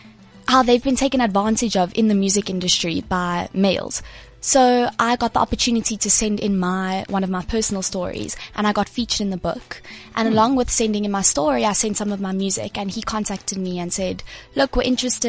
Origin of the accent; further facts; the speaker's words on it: South Africa; I got to represent like South Africa overseas.